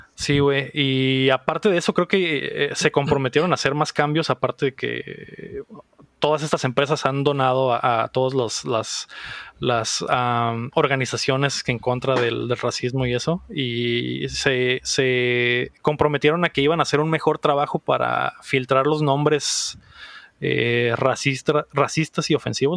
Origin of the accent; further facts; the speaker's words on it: Mexico; como mexicanos, güey, creo que, creo que no tenemos esas sensibilidades todavía, güey. O sea, güey, crecimos en una, en un país